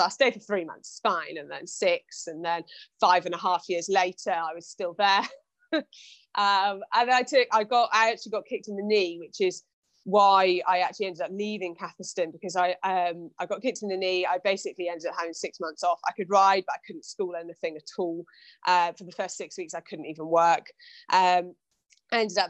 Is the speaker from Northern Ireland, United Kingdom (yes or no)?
no; Shropshire, Worcestershire borders, West Midlands, United Kingdom; moved away as an adult; also born or lived in Hampshire; I'm originally from Shropshire, Worcestershire borders